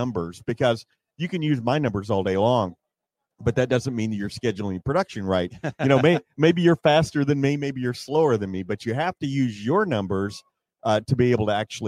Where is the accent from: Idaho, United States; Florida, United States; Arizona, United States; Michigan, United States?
Arizona, United States; Scottsdale; my hometown